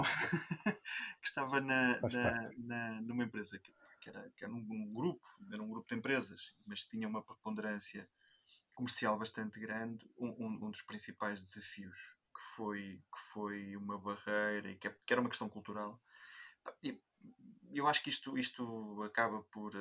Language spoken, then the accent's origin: Portuguese; Coimbra, Centro, Portugal; vivo em Coimbra, nascido e criado em Coimbra